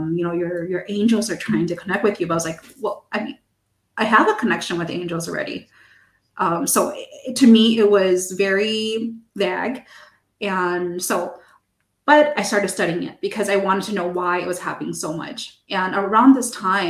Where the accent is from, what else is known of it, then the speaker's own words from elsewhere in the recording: United States; first language English; I'm American, so my first language is English